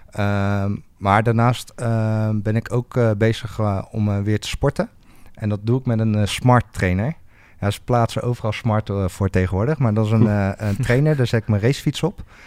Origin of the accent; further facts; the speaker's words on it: near Rotterdam, South Holland, Netherlands; moved away as an adult; now in Groningen, Netherlands; ik kom uit de buurt van Rotterdam. ik woon nu al acht jaar in, in het mooie Groningen.